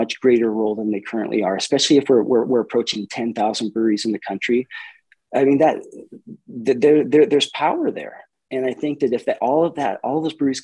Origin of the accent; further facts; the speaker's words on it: Helena, Montana, United States; moved away as an adult; also born or lived in Brazil; now in Missoula, United States; I'm from Helena, Montana originally.